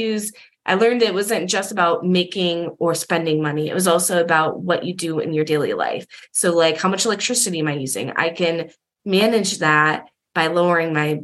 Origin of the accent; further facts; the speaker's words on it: Massachusetts, United States; I was living in Massachusetts, you know, when I was a senior and for my whole childhood, I'm from Massachusetts